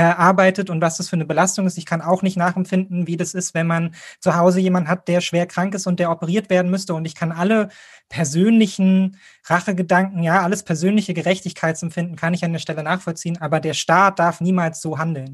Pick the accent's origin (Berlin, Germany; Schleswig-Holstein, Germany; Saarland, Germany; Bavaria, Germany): Berlin, Germany; als Berliner